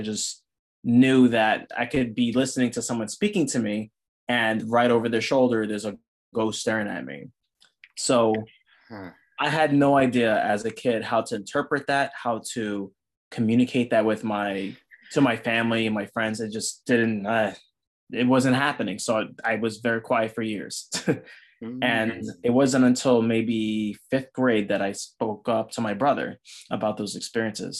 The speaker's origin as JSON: {"language": "English", "town": "New York City", "region": "New York", "country": "United States", "tie": "born or raised there", "said": "I was born and raised in the Bronx, New York"}